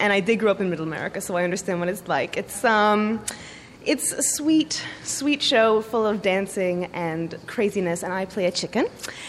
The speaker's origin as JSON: {"language": "English", "region": "Michigan", "country": "United States", "tie": "born or raised there", "moved": "yes", "lives_now": "New York City, United States", "said": "I'm from Michigan, the middle of Michigan, on a dirt road, grew up across from a cornfield in the middle of an overgrown Christmas tree nursery."}